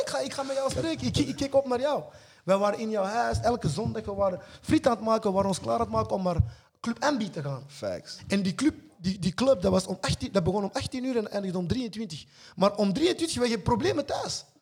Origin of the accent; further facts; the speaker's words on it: Antwerp, Flanders, Belgium; also born or lived in Congo; Ik ben hier gekomen op zesjarige leeftijd. Als immigrant